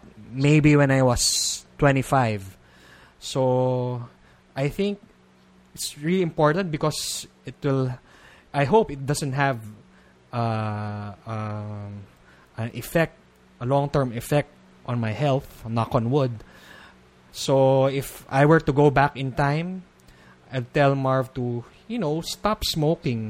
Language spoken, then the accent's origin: English; Philippines; being a Filipino